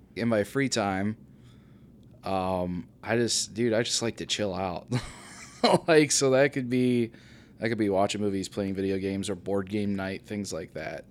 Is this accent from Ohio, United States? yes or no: yes; Bucyrus, Ohio, United States; moved away as an adult; now in Findlay, United States; I am from Bucyrus, Ohio, actually.